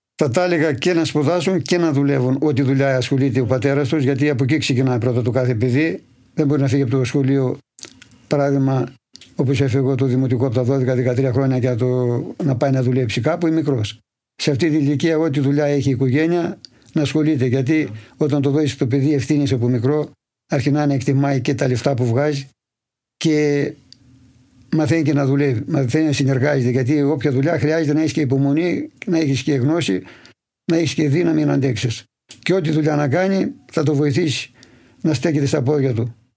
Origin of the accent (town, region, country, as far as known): Polydendri, Central Macedonia, Greece; born or raised there